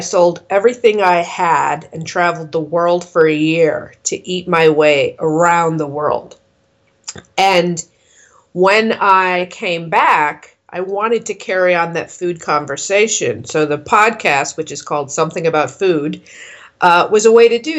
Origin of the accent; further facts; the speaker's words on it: East Coast, United States; moved away as an adult; now in Colorado, United States; I had kind of BS'd my way in as an executive chef at a little tiny restaurant at a place back east near my hometown